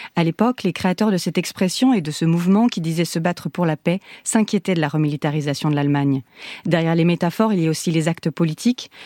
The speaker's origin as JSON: {"language": "French", "area": "Lorraine", "region": "Grand Est", "country": "France", "tie": "born or raised there", "said": "Je suis Lorraine"}